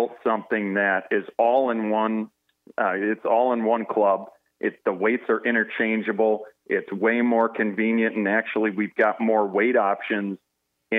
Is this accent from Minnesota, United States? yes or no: yes; Faribault, Minnesota, United States; Luc and I grew up together in Faribault